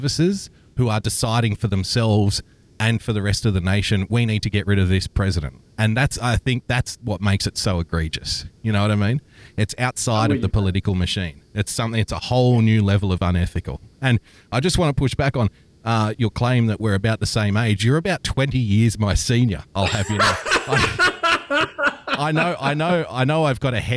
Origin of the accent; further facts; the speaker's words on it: Australia; being an Australian